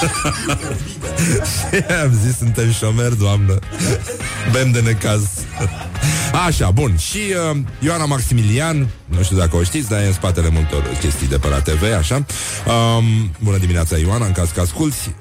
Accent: Brăila, Brăila County, Romania; care sunt din Brăila

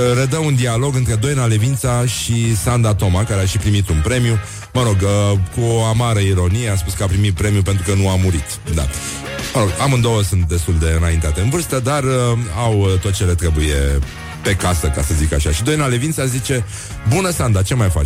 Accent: Brăila, Brăila County, Romania; care sunt din Brăila

